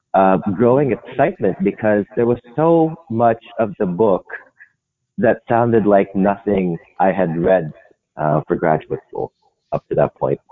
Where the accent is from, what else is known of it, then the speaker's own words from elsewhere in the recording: Philippines; moved away as an adult; now in United States; I'm from the Philippines. Yeah, and I came to the US